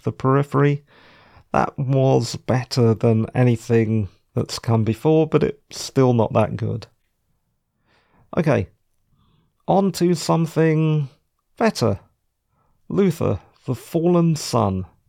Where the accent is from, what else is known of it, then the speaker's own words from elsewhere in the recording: London, United Kingdom; I'm a Londoner